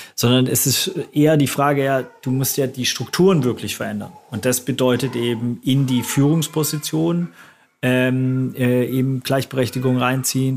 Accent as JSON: {"language": "German", "country": "Germany"}